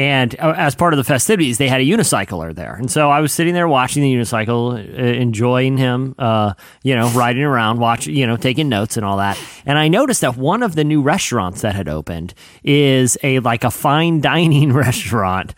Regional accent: Virginia Beach, Virginia, United States; born or raised there

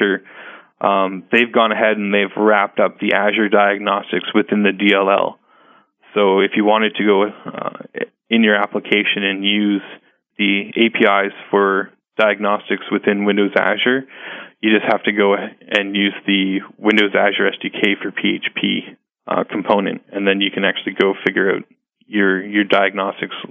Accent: Canada; I'm Canadian, and one of our local evangelists here

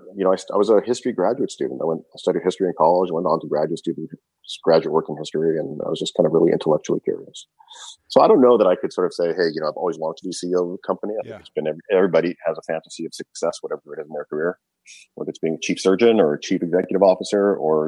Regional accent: Canada; I grew up in Canada

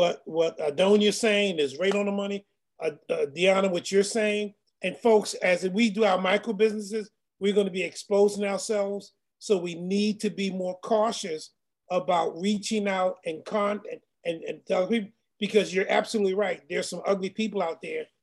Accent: Baltimore, Maryland, United States; I'm from Baltimore

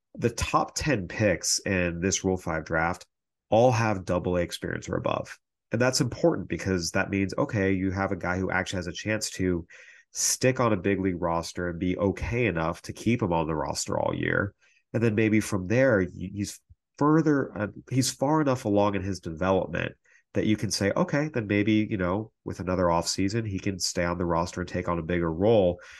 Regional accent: San Diego, California, United States; moved away; San Diego, uh, I'm a little biased, is my home, eh, my hometown, I should say. I don't live there now, but it's what I call home of where I grew up

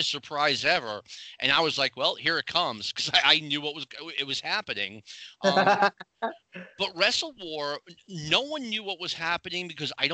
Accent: Boston, Massachusetts, United States; I grew up around the Boston area

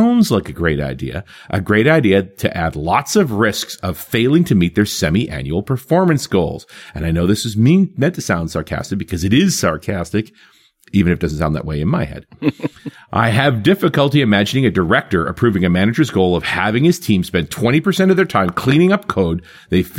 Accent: Canada; our French is hopeless, even being Canadian.

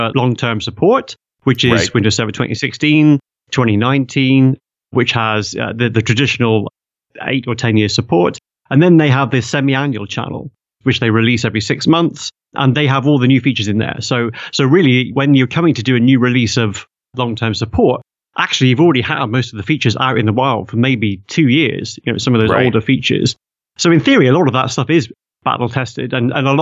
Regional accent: United Kingdom; I'm British

